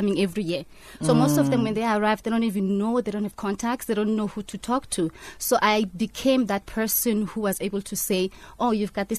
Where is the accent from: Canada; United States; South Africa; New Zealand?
South Africa; moved away as an adult; also born or lived in East London, South Africa; now in Cannes, France; being a South African